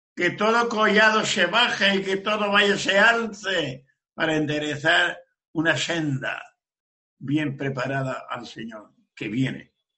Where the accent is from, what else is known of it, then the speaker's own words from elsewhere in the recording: Region of Murcia, Spain; yo soy de Sefarat, España, provincia de Murcia.